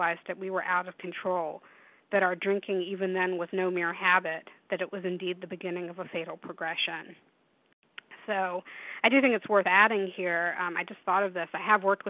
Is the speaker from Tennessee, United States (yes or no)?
yes; Tennessee, United States; now in Washington, United States; when I was 15 growing up in Tennessee